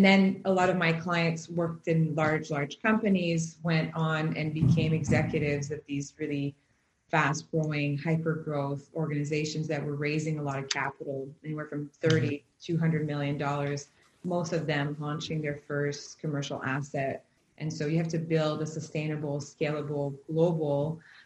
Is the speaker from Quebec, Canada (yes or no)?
yes; Quebec, Canada; I grew up in Quebec in a highly entrepreneurship world.